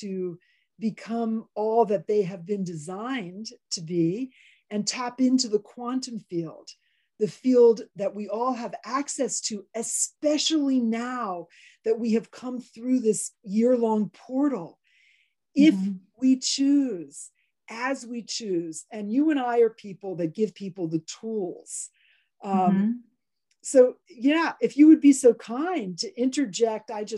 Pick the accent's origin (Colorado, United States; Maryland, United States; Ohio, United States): Maryland, United States; I did grow up running through the woods in our neighborhood that I grew up in Maryland